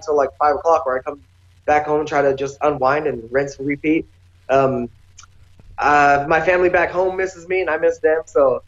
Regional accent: Boise, Idaho, United States; moved away as an adult; now in Las Vegas, United States; my hometown people

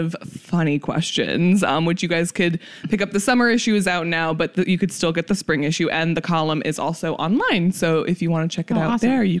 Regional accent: New Jersey, United States; moved away; Jersey girl. Okay. Born and raised. Like, so New Jersey

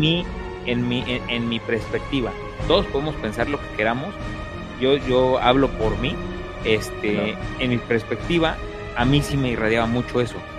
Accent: Puebla, Mexico; Yo soy del estado de Puebla

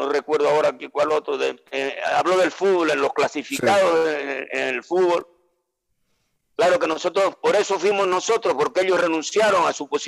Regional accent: Venezuela; ¿de dónde eres? soy venezolano, ah, Venezuela, Suramérica.

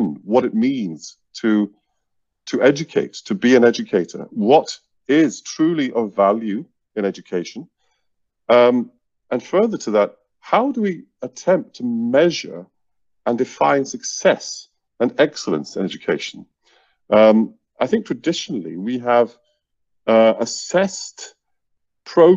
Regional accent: Iceland; now in Seoul, South Korea; originally from Iceland

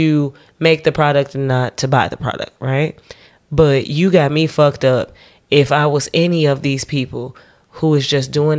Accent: Chicago, Illinois, United States; I was born in Chicago

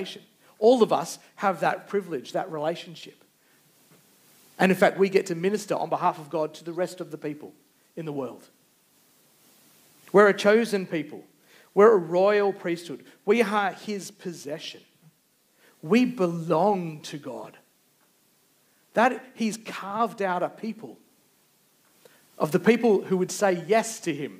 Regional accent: Australia; we put down our identity as being Australian

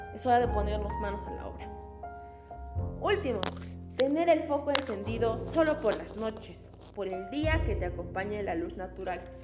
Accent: Peru; como peruanos que somos

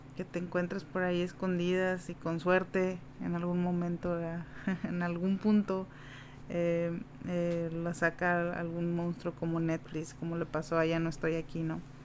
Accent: Mexico; siendo mexicana

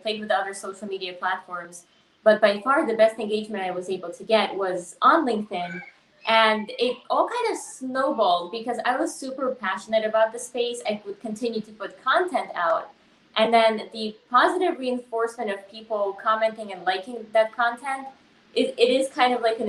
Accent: Tajikistan; moved away; I grew up in Tajikistan, so we were pretty, like, poor

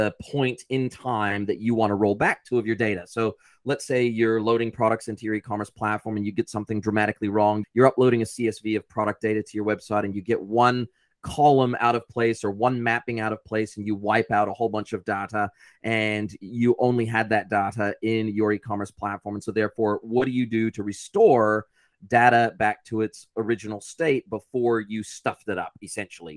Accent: United States; moved away as an adult; now in New Zealand; I'm originally American and I've been in New Zealand for 25 years.

